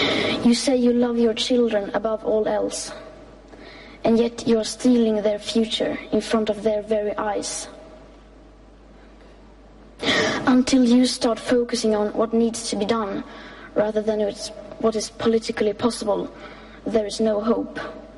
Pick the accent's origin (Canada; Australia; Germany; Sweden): Sweden; English is a second language; I am 15 years old and I'm from Sweden.